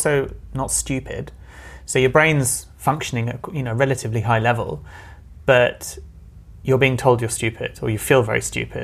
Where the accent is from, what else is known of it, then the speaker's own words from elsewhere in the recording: London, United Kingdom; I'm a Londoner. So I was born and brought up in London, first generation.